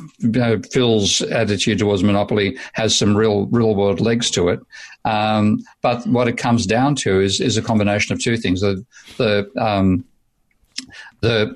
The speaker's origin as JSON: {"language": "English", "country": "Australia", "said": "I'm being totally Australian today"}